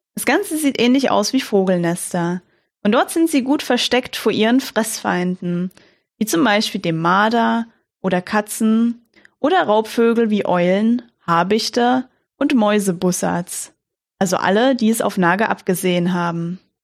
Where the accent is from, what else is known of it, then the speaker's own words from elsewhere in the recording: Germany; Bei uns in Deutschland